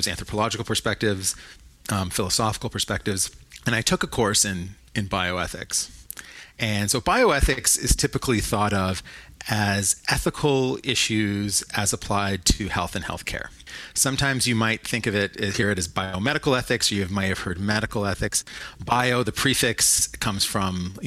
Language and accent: English; Toronto, Ontario, Canada; also born or lived in Montreal; I grew up in Toronto